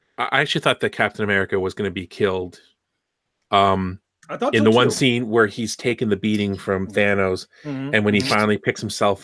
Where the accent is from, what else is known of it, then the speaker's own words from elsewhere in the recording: Canada; As a foreigner, someone who's not from your country, as a Canadian